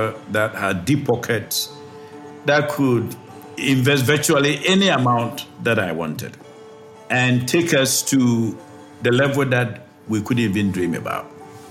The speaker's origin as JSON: {"language": "English", "country": "Ghana", "tie": "born or raised there", "also_born_or_lived": "Abidjan, Côte d'Ivoire / United States", "said": "I grew up in Ghana, went to school in Abidjan, ended up in the States for my master's and PhD, came back to Ghana in 98."}